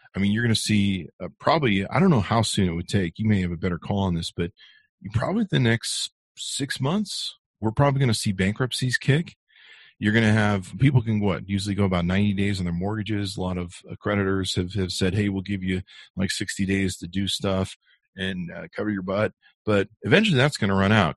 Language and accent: English; Southern California, United States; now in Utah County, United States; I grew up in California, in SoCal